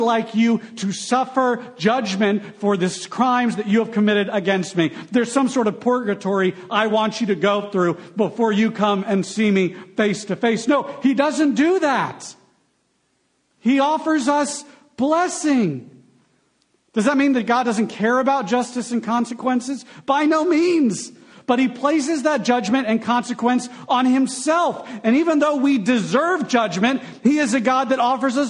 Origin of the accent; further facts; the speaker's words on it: United States; as Americans